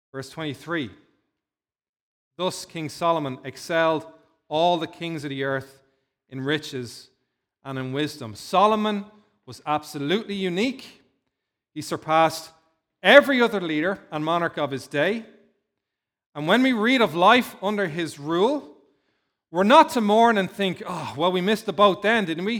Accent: Dún Laoghaire, Leinster, Ireland; Dunleary's in my hometown where I grew up in, uh, in South Dublin

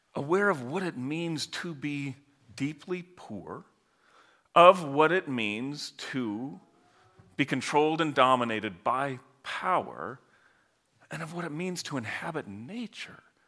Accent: Holland, Michigan, United States; I grew up in Michigan, Holland, Michigan, pretty close to the lake

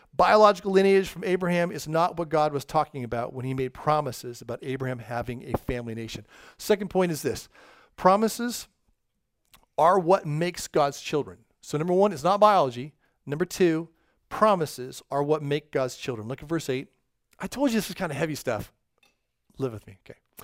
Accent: California, United States; first language English; in California, where I'm from

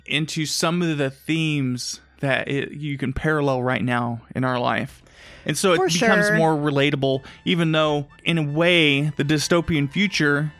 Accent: Oklahoma, United States; I grew up in Oklahoma

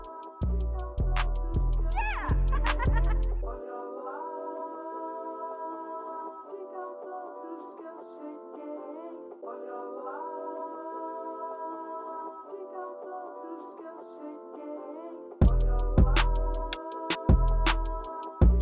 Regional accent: Denmark; now in Stockton, United States; I am from Denmark, currently living in Stockton, California, going to University of the Pacific

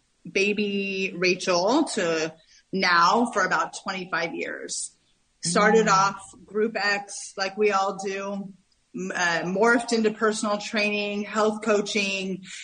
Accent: California, United States; moved away as an adult; also born or lived in New York City; now in Greenville, United States; I was originally born and bred in Northern California, but I was living in New York City for the past 17 years.

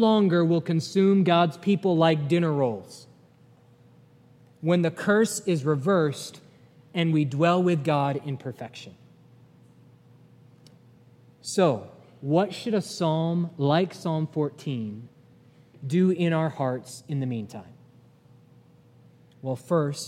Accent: New England, United States; now in Chattanooga, United States; I'm from New England

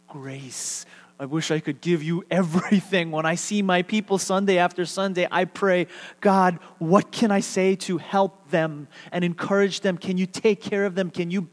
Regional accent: United States; being Korean American

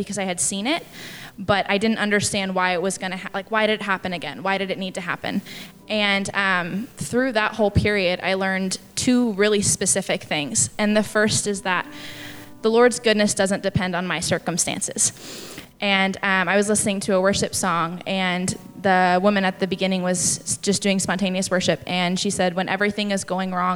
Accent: Tacoma, Washington, United States; I actually came home from college. I'm from Tacoma

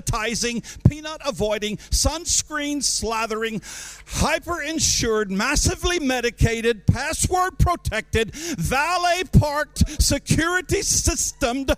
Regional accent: United States; moved away as an adult; now in Kenya; I, being an American by birth, African by begging

